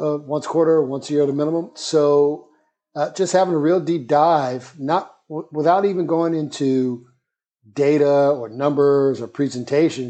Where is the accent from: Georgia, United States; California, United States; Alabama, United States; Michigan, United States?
Alabama, United States; Birmingham; moved away as an adult; also born or lived in Jamaica, Queens, New York / Atlanta / South Africa; now in New York, United States; New York City born, Jamaica, Queens, but I consider Birmingham, Alabama my hometown. I grew up there and immediately left out of high school